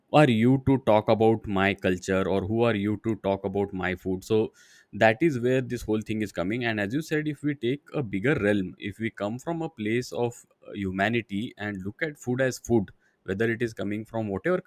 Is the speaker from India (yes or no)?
yes; India; I am born in India